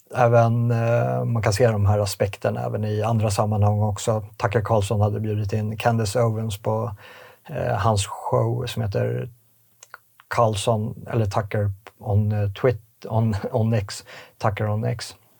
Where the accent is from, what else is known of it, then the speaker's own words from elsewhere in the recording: Sweden; vi som svenskar